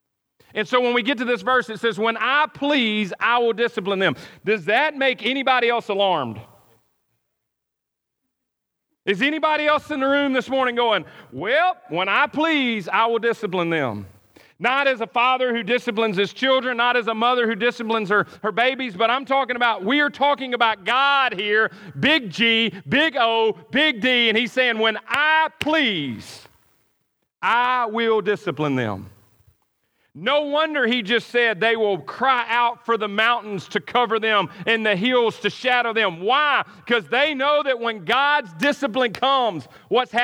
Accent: near Itta Bena, Mississippi Delta, United States; I grew up in the Mississippi Delta, not far from Edobina, Mississippi

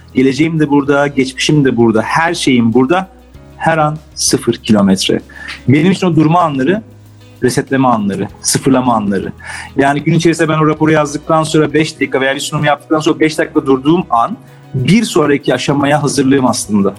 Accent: Istanbul, Turkey; Ben Beyoğlu'nda büyüdüm.

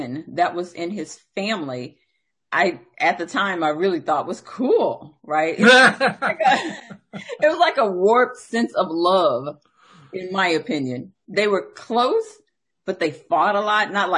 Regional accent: the South, United States; I'm from the South.

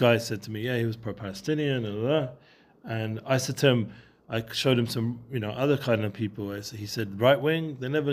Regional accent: England, United Kingdom; I'm too English

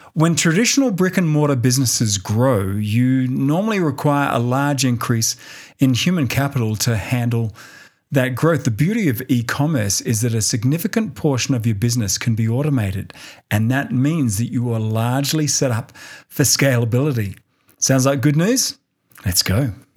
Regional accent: Australia; now in Denver, United States; Australia, which is my home country

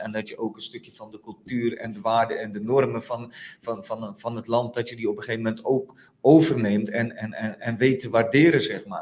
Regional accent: Friesland, Netherlands; moved away; also born or lived in Utrecht; ik voel me met Friesland nog steeds verbonden, zeg maar. Hè. Ik ken de waarden en normen een beetje in Friesland

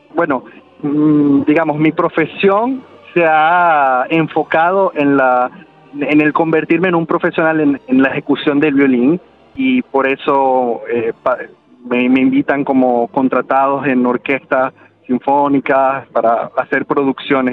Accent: Venezuela; moved away as an adult; mi formación fue en Venezuela. Yo eh, no, salí de Venezuela quizás como hasta cuando tuve 20 eh, años, quizás.

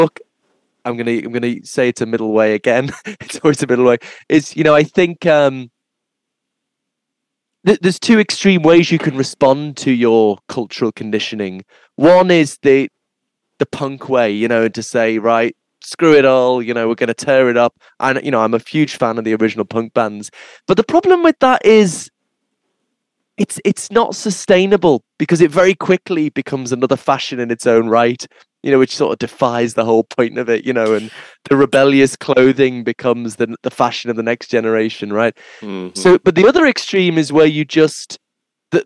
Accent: Liverpool, North West England, United Kingdom; I'm from Liverpool

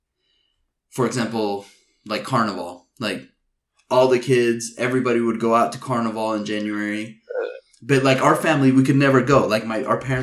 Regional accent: Uruguay; now in Utah, United States; I'm a foreigner, I'm an immigrant, right? So I come from Uruguay

